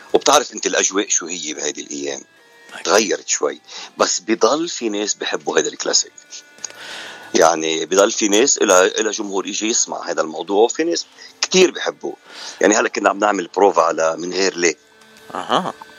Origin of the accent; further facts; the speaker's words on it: Lebanon; moved away as an adult; now in Canada; أنا من لبنان وصار لي من ال 89 بكندا